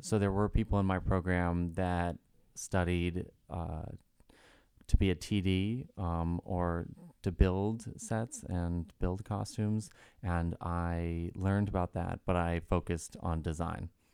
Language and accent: English; Reading, Massachusetts, United States; I am from Reading, Massachusetts